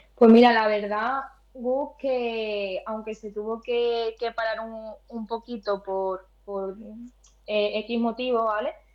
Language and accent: Spanish; Spain; en mi pueblo natal, en Gine